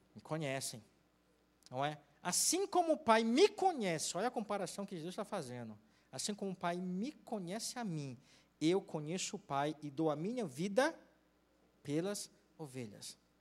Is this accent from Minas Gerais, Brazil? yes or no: no; Tocantins, Brazil; moved away; eu sou do interior, eu sou do Tocantins